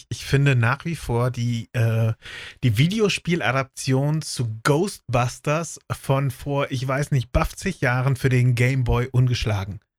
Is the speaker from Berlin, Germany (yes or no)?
no; Lower Saxony, Germany